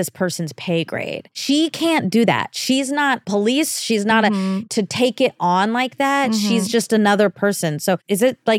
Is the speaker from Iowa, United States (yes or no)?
yes; Iowa, United States; I'm from Iowa and there isn't a lot of national entertainment here, so it is so foreign to me.